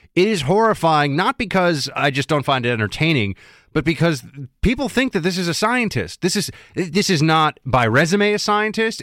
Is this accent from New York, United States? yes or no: yes; New York City, New York, United States; I'm from New York City originally